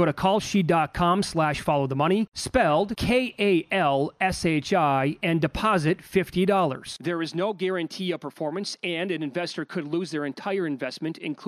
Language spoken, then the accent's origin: English; Midwest, United States; we're both from the Midwest